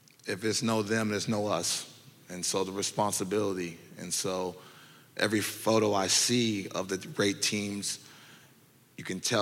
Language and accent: English; California, United States; And so a lot of people from the Bay Area, we have our own type of swag, own type of energ